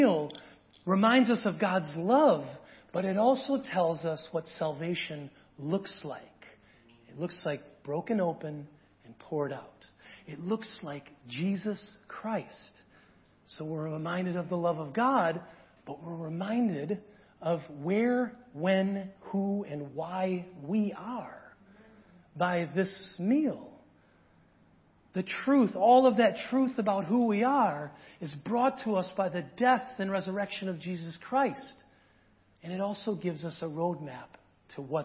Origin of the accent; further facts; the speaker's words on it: small town rural Wisconsin, United States; I'm from small town rural Wisconsin